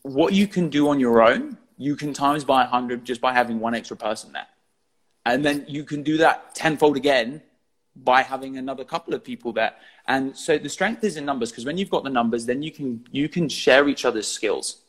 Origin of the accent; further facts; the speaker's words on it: Eastbourne, South East England, United Kingdom; I'm from Eastbourne